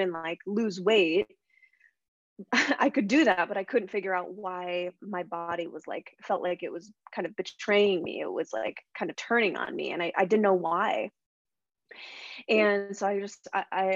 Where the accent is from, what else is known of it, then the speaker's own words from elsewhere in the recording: Spokane, Washington, United States; also born or lived in Seattle; I moved back home to my hometown of Spokane, Washington